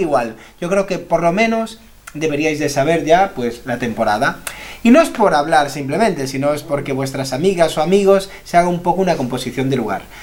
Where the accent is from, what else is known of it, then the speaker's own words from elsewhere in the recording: Galicia, Spain; somos gallegos los dos, estamos en Galicia grabando esto